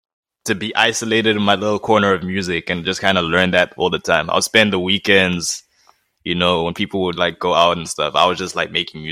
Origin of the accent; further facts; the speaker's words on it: Nelspruit, Mpumalanga, South Africa; born there; My parents are from Swaziland. I was born in Nelspruit, just outside Swaziland.